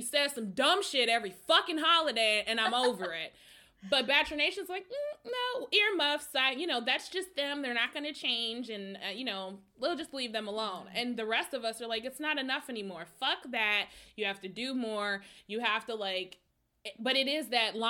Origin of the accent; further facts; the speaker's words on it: Minneapolis, Minnesota, United States; I'm from Minneapolis. The neighborhood where George Floyd was murdered is literally where I grew up